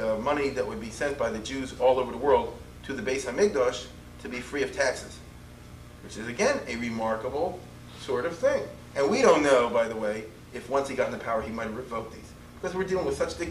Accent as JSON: {"language": "English", "town": "Baltimore", "region": "Maryland", "country": "United States", "said": "I'm from Baltimore."}